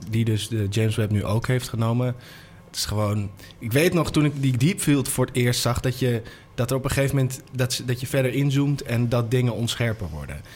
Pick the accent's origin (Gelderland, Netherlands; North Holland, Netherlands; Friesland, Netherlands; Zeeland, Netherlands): North Holland, Netherlands; Amsterdam; Ik ben geboren in Amsterdam, opgegroeid.